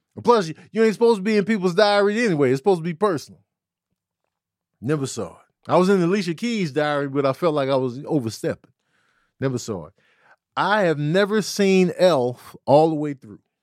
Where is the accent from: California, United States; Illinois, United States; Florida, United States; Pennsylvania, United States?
Illinois, United States; Chicago; I was a kid from Chicago